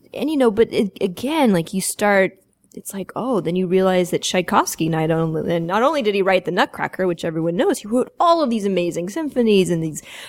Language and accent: English; Atlanta, Georgia, United States; I grew up in Atlanta, and I was this kid in the suburbs